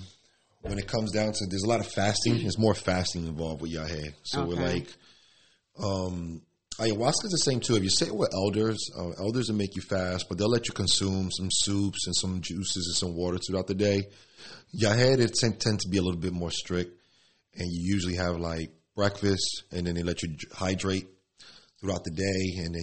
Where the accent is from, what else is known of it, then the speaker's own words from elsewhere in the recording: Elizabeth, New Jersey, United States; also born or lived in Newark / Spanish Harlem; I'm from the barrio. I'm from the hood. I grew up in Elizabeth, Newark, Spanish Harlem.